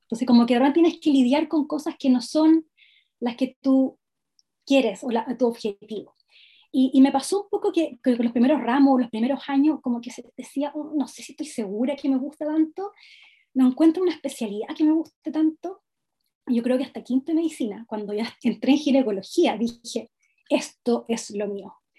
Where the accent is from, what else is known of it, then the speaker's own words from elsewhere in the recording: Los Ángeles, Biobío, Chile; moved away as an adult; also born or lived in Temuco / London; yo soy de la ciudad de Los Ángeles, que está una, ciudad muy cerca de Temuco